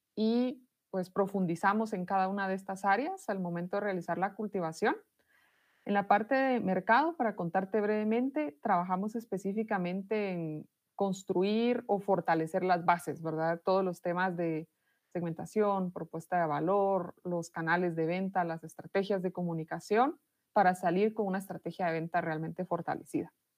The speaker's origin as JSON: {"language": "Spanish", "country": "Guatemala", "said": "soy de Guatemala, vivo en esta ciudad que se llama Totonicapán"}